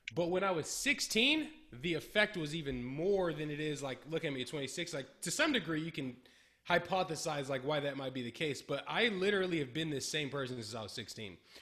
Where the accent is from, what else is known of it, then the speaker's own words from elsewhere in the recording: Berkeley, California, United States; My whole life. I've always been in California